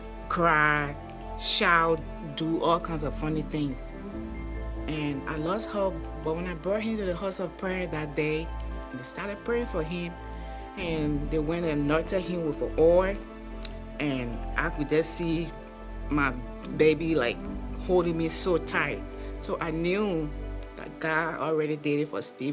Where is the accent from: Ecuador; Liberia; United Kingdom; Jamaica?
Liberia; moved away; I'm from West Africa, Liberia